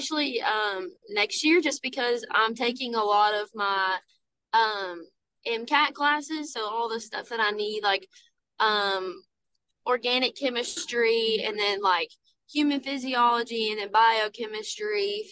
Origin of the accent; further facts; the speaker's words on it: Somerset, Kentucky, United States; moved away as an adult; now in Georgetown, United States; I'm from Somerset